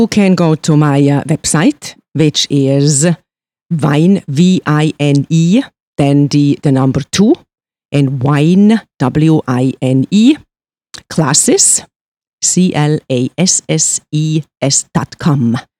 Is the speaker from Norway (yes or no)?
no; Switzerland; moved away as an adult; me being born and raised in Switzerland